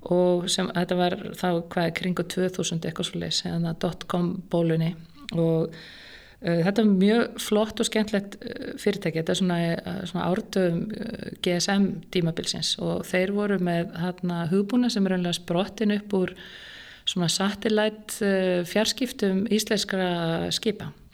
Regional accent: Reykjavík, Capital Region, Iceland; Ég er alveg upp í Reykjavík, í Fossóinum nánatilteki. Bara var þar alla mína barnasku

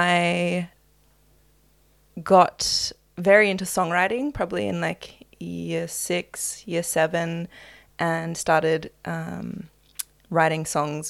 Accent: Melbourne, Victoria, Australia; also born or lived in Apollo Bay / Fitzroy; I was born in Melbourne to my parents. And I spent a lot of time growing up down in the coastal town Apollo Bay

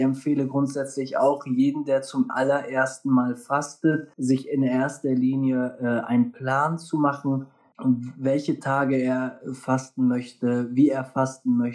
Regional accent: North, Germany; Ich komme hier aus dem Norden.

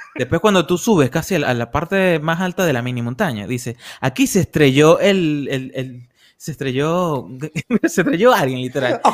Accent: Puerto La Cruz, Anzoátegui, Venezuela; nosotros todos somos de Barcelona, de Puerto La Cruz

